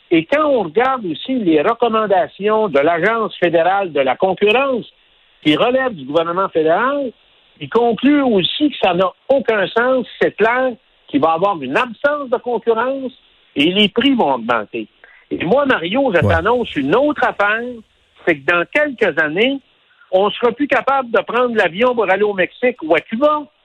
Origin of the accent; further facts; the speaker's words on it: Abitibi-Témiscamingue, Quebec, Canada; moved away; also born or lived in Montreal; ma région d'origine, qui est l'Abitibi-Témiscamingue